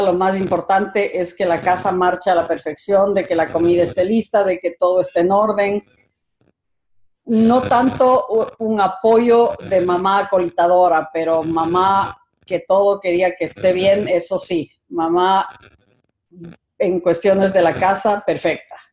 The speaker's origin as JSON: {"language": "Spanish", "town": "Quito", "region": "Pichincha", "country": "Ecuador", "tie": "born or raised there", "moved": "as an adult", "said": "Nací en Quito, soy quiteña, mucho orgullo"}